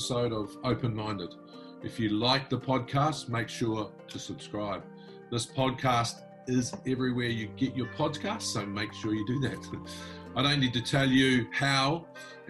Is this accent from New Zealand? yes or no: yes; New Zealand; I'm a New Zealander, right? But I'm also a Pacific Islander